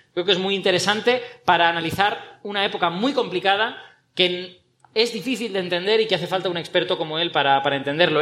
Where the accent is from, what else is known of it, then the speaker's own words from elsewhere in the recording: Castellón, Valencian Community, Spain; Benicassim, muy cerca de Castellón, de mi pueblo